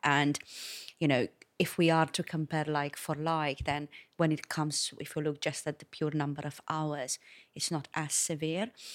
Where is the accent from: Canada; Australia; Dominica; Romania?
Romania; also born or lived in London; now in Malta; originally from Romania